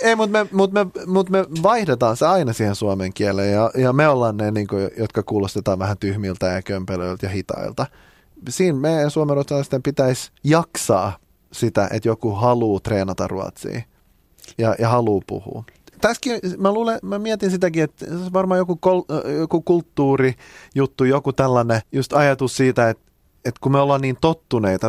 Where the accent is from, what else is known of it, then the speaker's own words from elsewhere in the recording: Finland; mä oon suomenruotsalainen